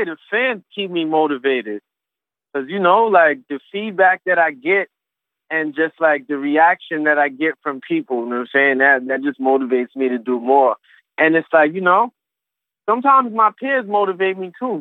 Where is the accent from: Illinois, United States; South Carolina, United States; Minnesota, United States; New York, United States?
New York, United States; New York City; I'm from New York City. Queens, Brooklyn, Long Island, like, the whole city, really